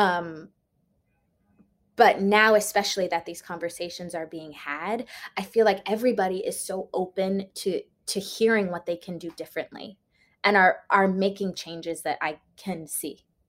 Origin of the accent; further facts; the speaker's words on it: Washington, District of Columbia, United States; also born or lived in Maryland; I grew up in Washington, D C